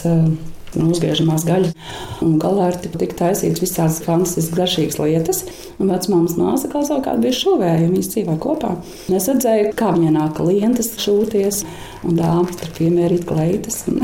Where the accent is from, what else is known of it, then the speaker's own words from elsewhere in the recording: Jurmala, Latvia; also born or lived in Tukums; Esmu dzimusi Tukumā, un mana bērnība pagāja Angurē, Jurmalā, Smilšu kalniņā, kāpās taisot eh, smilšu glezniņas ar stikliņiem